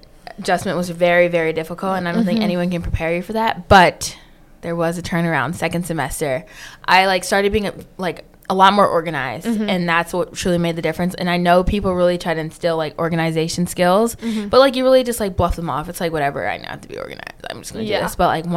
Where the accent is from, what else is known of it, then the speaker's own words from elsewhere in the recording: Philadelphia, Pennsylvania, United States; moved away as an adult; also born or lived in Lower Merion, Pennsylvania; now in Raleigh, United States; I'm originally from Philadelphia, Pennsylvania, but we moved outside of, like, that area for a better education. So Lower Merion